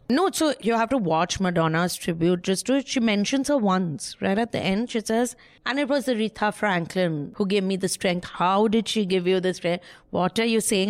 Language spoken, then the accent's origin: English; Kolkata, West Bengal, India; I'm from small town, Calcutta